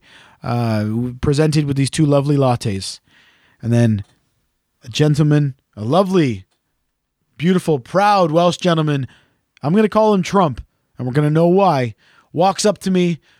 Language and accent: English; Canada; accent: Canadian; my accent, which is Canadian